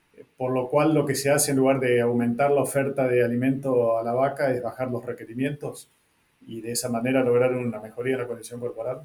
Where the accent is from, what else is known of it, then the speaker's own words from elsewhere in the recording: northern Argentina, Argentina; el norte de donde vengo yo